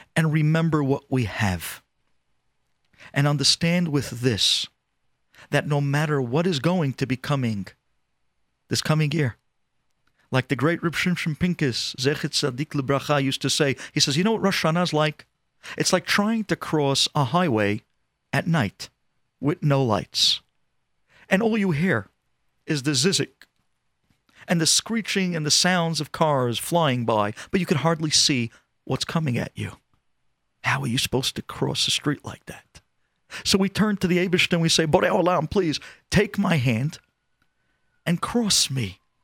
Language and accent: English; New York, United States; I'm from the United States. I'm actually from New York